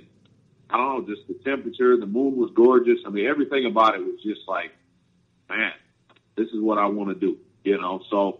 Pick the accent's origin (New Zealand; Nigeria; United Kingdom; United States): United States; moved away as an adult; now in Canada; I'm still American.